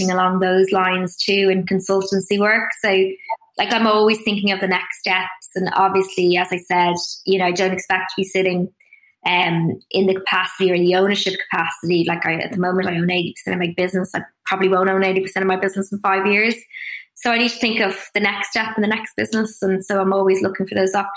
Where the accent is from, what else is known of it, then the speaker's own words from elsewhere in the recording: Dublin, Leinster, Ireland; moved away as an adult; also born or lived in Sydney, Australia / London, United Kingdom; I grew up in Dublin